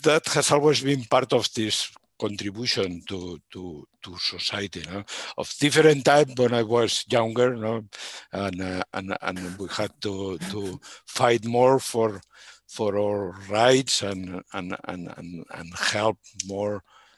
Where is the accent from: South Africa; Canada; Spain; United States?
Spain; Barcelona, Catalonia; I grew up in Barcelona. I'm born in the city of Barcelona in Catalonia, Spain